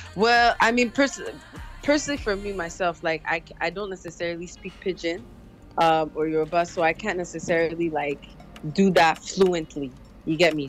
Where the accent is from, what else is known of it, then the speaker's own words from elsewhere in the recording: Montreal, Quebec, Canada; I was born in Canada in Montreal um, and raised here my entire life.